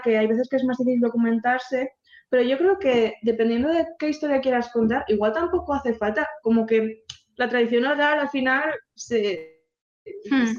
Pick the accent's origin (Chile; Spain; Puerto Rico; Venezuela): Spain; Basque Country; born or raised there